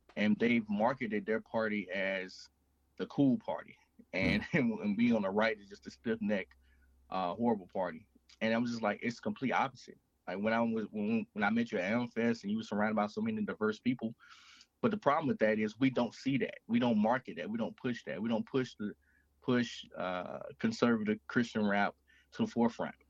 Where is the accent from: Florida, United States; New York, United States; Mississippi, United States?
Mississippi, United States; moved away as an adult; So I grew up in Mississippi. I currently reside in Mississippi.